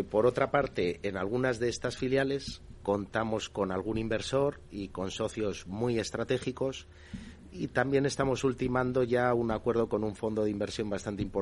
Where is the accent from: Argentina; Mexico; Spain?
Spain; Castile; nosotros somos castellanos de nacimiento, por supuesto, Castilla es una comunidad autónoma maravillosa, seguiremos trabajando allí